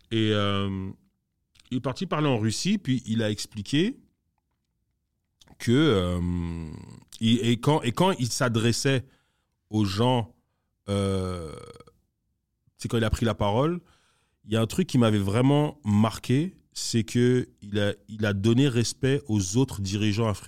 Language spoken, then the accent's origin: French; DR Congo; Par exemple, moi, je suis congolais, mais la vérité, c'est que j'ai rien à voir avec le royaume du Congo qui était là avant que les Blancs arrivent.